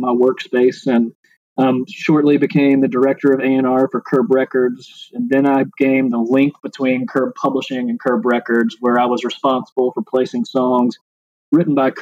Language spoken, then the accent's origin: English; Nashville, Tennessee, United States; moved away as an adult; also born or lived in Athens, Georgia / Chapel Hill, North Carolina; I'm from Nashville, born and raised